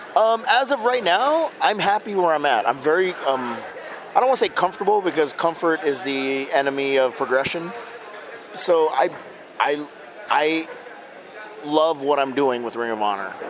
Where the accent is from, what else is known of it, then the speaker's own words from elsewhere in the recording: Hawaii, United States; I'm from Hawaii